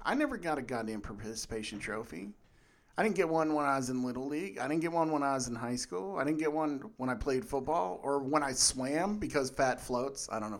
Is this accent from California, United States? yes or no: no; Uniontown, Pennsylvania, United States; also born or lived in Irwin; So I usually say Pittsburgh to shorten things, but I grew up mostly in Uniontown and Irwin and, well, like 40 other places too because we moved around a lot.